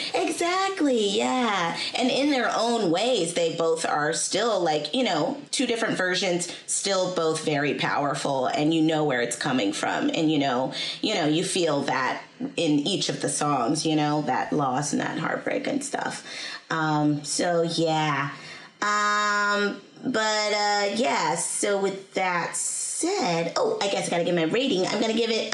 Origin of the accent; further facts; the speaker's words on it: Seattle, Washington, United States; I'm from Seattle